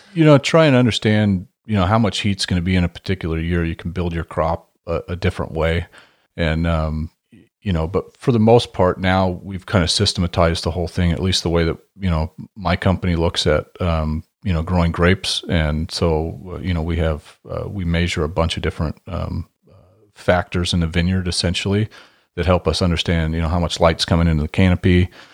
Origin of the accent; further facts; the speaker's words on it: Hermiston, Oregon, United States; I grew up in Hermiston, Oregon, which is a big farming town